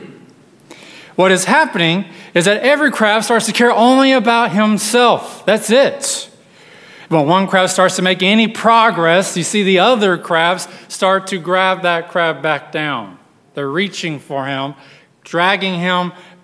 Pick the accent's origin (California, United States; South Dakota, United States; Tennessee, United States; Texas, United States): Texas, United States; West; grew up in West Texas where the only crabs we saw were on the buffet at our local restaurant